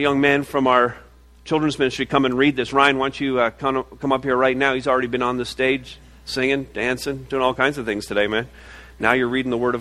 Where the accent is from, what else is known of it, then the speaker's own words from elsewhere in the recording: Montreal, Quebec, Canada; moved away; I was born in Montreal. It's a pretty amazing place to be born